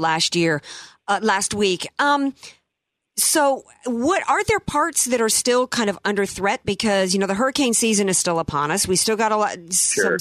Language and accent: English; Louisiana, United States; moved away; My home state of Louisiana